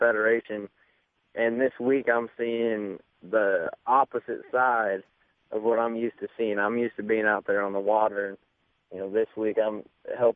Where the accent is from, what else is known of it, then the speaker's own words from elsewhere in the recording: Idaho, United States; I was from Idaho.